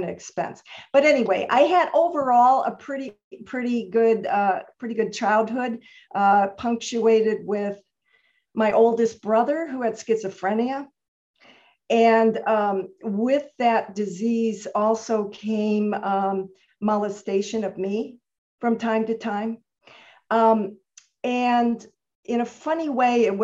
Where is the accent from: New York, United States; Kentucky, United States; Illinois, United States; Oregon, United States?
Illinois, United States; Chicago; moved away as an adult; also born or lived in Santa Monica, California; I was born in Chicago, Illinois, and I lived there the whole 18 years before I came out west.